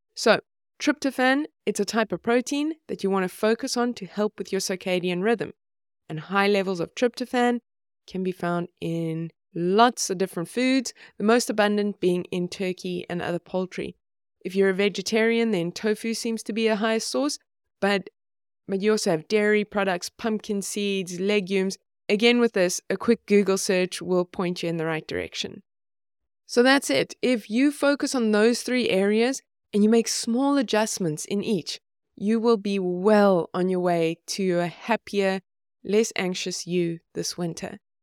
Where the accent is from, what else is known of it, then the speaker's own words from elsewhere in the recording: South Africa; now in Sweden; I grew up in South Africa, and I live in Sweden now